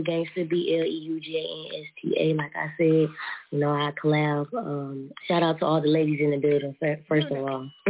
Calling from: Georgia, United States; I'm calling from Georgia.

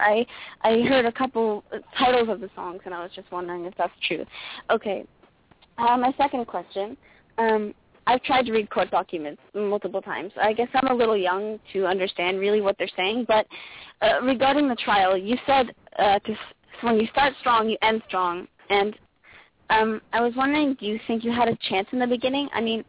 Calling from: Canada; I'm calling from Canada, actually.

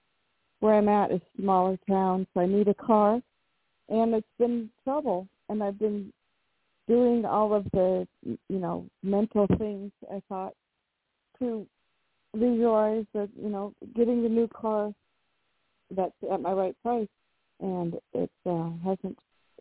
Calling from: Washington, United States; I am calling from Washington State.

